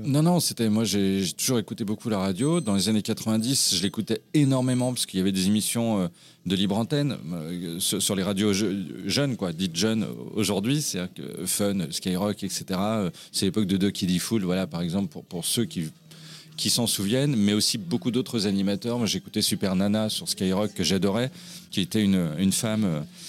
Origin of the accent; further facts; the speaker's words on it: Brittany, France; also born or lived in Pessac, Gironde; j'ai fini en Bretagne à l'âge de moins d'un an et j'y ai vécu bah, finalement toute mon enfance tout toute mon adolescence